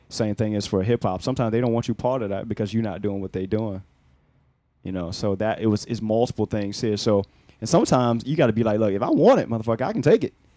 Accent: Newport News, Virginia, United States; I'm from Newport News, man, Virginia

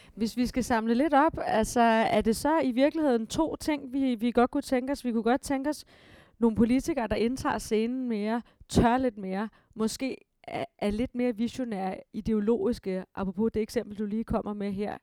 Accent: Denmark; vi danskere

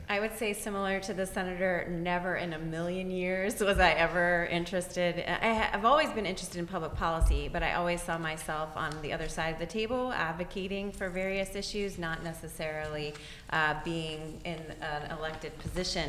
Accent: Juniata County, Pennsylvania, United States; moved away; also born or lived in Lancaster County, Pennsylvania; growing up in Juniata County

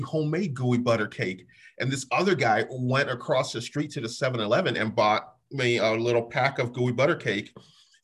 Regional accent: Buffalo, New York, United States; I'm from Buffalo

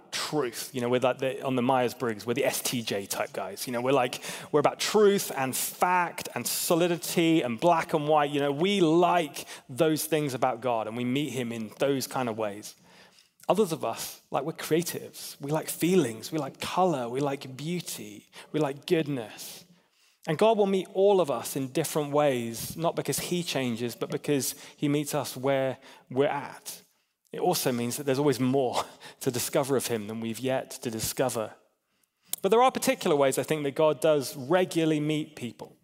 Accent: England, United Kingdom; I'm an English guy

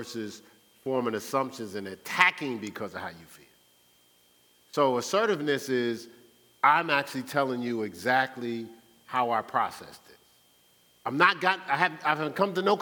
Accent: Newark, New Jersey, United States; I was raised in Newark, New Jersey.

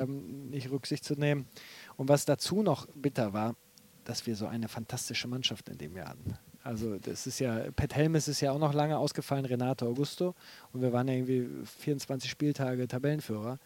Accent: North Rhine-Westphalia, Germany; moved away; also born or lived in Bremen / Aachen / Leverkusen; ich bin ja Westfale

